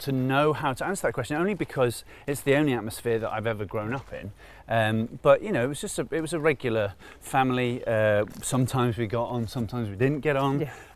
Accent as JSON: {"language": "English", "town": "Manchester", "region": "North West England", "country": "United Kingdom", "tie": "born or raised there", "also_born_or_lived": "Cardiff, Wales", "said": "I grew up in Manchester"}